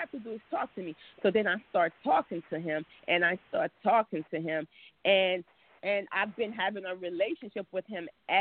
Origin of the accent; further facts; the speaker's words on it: Haiti; now in United States; I was born in Haiti.